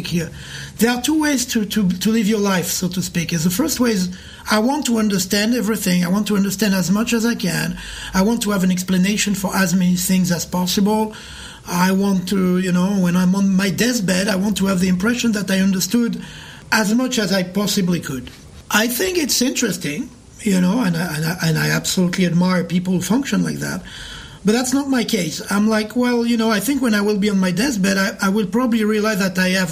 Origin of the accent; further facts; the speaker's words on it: Paris, Île-de-France, France; moved away as an adult; also born or lived in New York; now in Montreal, Canada; I was born in Paris. I moved to New York in 1994, and then I moved to Montreal in 2015